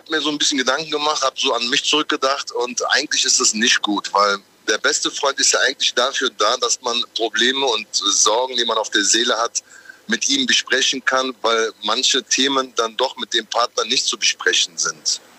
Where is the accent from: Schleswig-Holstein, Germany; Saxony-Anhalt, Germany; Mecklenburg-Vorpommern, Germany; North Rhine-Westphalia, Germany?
North Rhine-Westphalia, Germany; Düsseldorf; Nee, ich bin eigentlich Düsseldorfer